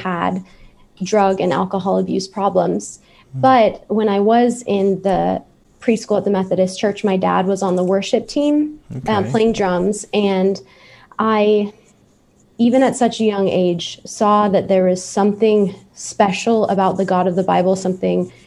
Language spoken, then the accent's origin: English; San Diego, California, United States; I was born in San Diego